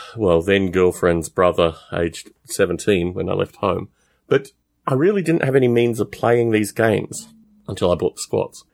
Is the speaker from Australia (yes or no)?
yes; Canberra, Australian Capital Territory, Australia; I was raised in Canberra in Australia, which is the capital.